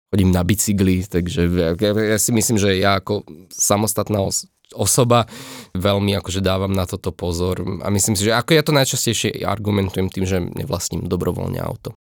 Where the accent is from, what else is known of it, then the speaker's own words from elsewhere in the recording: Slovakia; ja som odtiaľto a tu mám nejaké také svoje korene